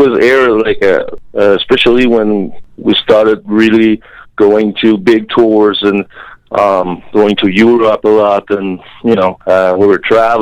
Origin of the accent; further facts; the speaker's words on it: Jonquière, Quebec, Canada; also born or lived in Montreal; where we come from, Jonquière, Quebec